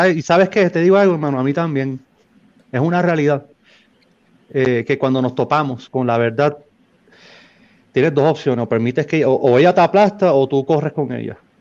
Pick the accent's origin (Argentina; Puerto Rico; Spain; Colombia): Puerto Rico; San Juan; moved away as an adult; now in Nogales, Mexico; soy natal de San Juan, Puerto Rico